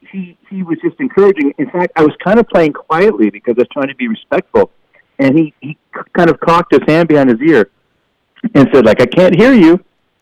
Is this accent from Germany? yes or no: no; Canada; that's the reality of touring as a Canadian musician.